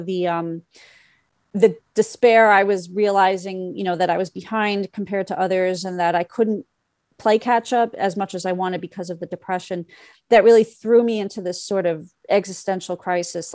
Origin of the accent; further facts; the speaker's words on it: New York City, New York, United States; also born or lived in Bloomington, Indiana; my mother lives in the area where I grew up. I grew up on Bayside